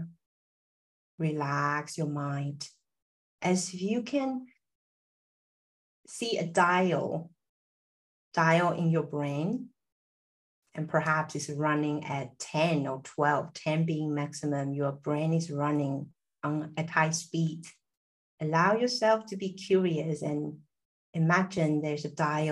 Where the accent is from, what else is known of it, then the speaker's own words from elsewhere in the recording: Taiwan; moved away; also born or lived in Silicon Valley; I'm originally from Taiwan. I was born into like a mixture of Taiwanese, Chinese